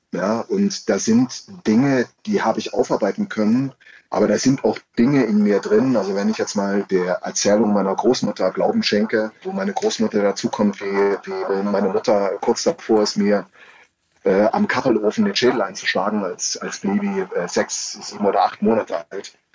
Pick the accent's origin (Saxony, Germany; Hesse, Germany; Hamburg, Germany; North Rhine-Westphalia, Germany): Saxony, Germany; ich komme aus Sachsen, ich bin Sachse